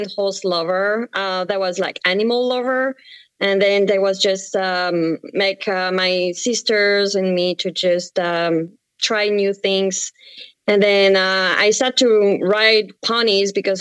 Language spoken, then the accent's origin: English; France; accent: French; English is a second language; moved away as an adult; now in Belchertown, United States; you may hear with my accent, I come from France.